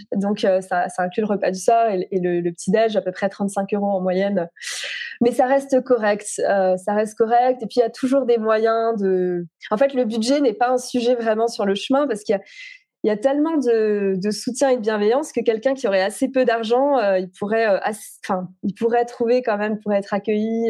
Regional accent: Alsace, Grand Est, France; moved away; also born or lived in Paris; la maison où j'ai grandi en Alsace

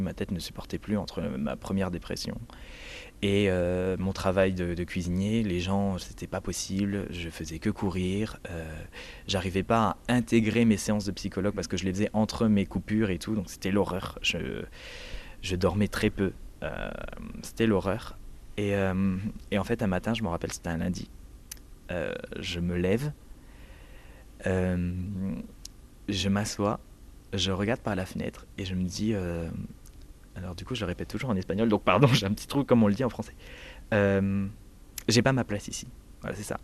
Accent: Metz, Grand Est, France; moved away as an adult; now in Barcelona, Spain; je viens de Moselle, Metz

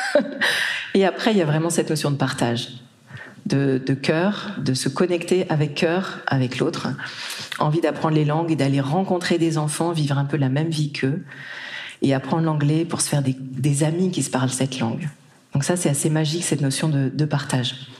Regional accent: Brittany, France; moved away; also born or lived in Japan; j'ai grandi en Bretagne

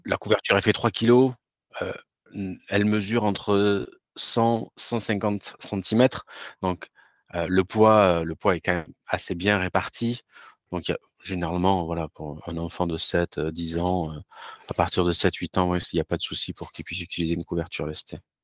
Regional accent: France; also born or lived in Toulouse; je suis français

